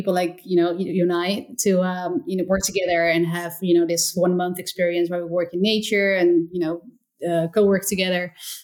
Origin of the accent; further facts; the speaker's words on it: small town near Rotterdam, South Holland, Netherlands; moved away as an adult; also born or lived in Portugal; I'm from the Netherlands. First of all, I'm from like a small town nearby Rotterdam.